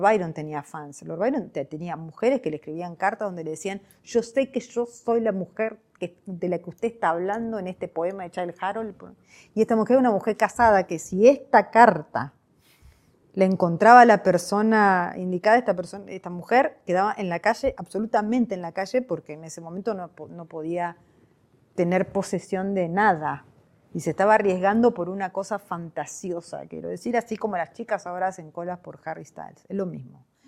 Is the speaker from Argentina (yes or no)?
yes; Argentina; mi país